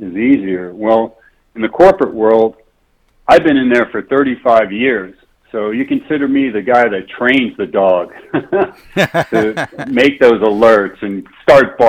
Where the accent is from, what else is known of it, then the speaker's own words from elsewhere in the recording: New York City, New York, United States; I grew up in New York City